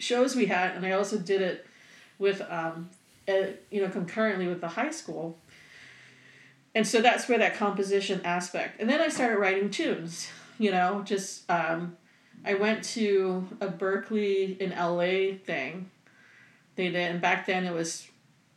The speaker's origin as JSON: {"language": "English", "country": "Singapore", "moved": "yes", "said": "I am originally from Singapore"}